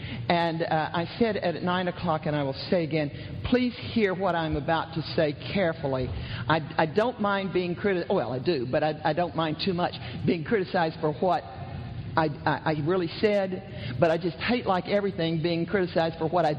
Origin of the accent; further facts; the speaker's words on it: the South, United States; I'm from the South, and you know, every once when you get going, somebody will say, "You go, sister." And I hate coming north because nobody does that.